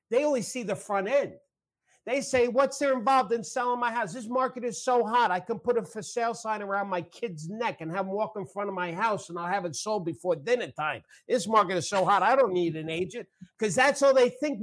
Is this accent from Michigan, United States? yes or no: no; New York, United States; accent: New York; I use my New York thing, my accent